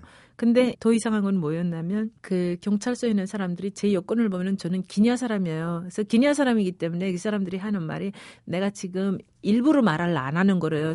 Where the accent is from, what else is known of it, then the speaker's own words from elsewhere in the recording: Pyongyang, North Korea; moved away as an adult; also born or lived in Equatorial Guinea / Spain / United States / South Korea; 저는 어릴 때부터 평양에서 자라다 나니까